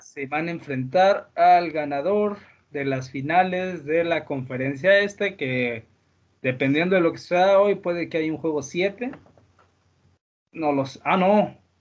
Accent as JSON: {"language": "Spanish", "country": "Mexico", "said": "como somos los mexicanos"}